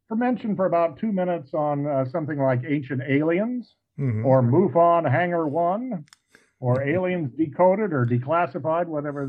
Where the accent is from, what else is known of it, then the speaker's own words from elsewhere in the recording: Cape Girardeau, Missouri, United States; moved away as an adult; now in southern Missouri, United States; when I grew up in Cape Girardeau, Missouri, across the state in the 1980s and 90s, before I moved away from there